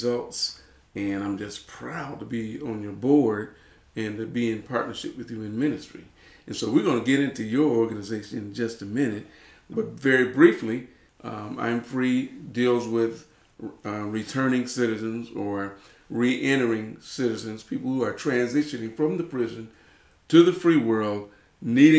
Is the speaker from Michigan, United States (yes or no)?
yes; Detroit, Michigan, United States; moved away; I was a city boy. I grew up in Detroit, Michigan